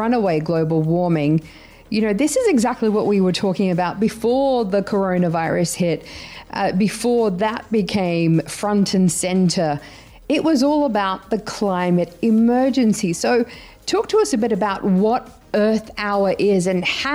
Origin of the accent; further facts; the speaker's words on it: Sydney, New South Wales, Australia; now in United Arab Emirates; Sydney, my hometown